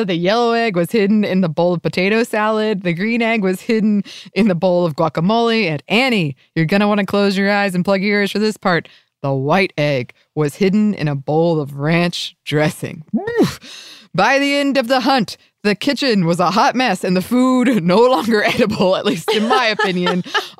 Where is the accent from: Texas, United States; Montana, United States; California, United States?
California, United States; South Lake Tahoe; This brought back memories of some Easters that I had growing up in South Lake Tahoe, California.